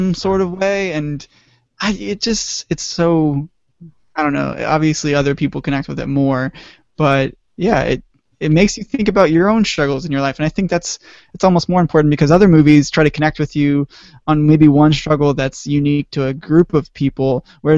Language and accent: English; Austin, Texas, United States; moved away; we all grew up in Texas, but even more importantly, we grew up in Austin